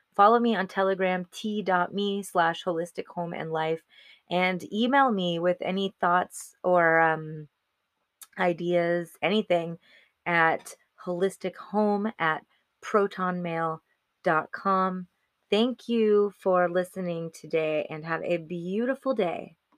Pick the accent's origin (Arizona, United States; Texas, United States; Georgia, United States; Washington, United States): Arizona, United States; moved away as an adult; we came to Arizona, back, back to my home state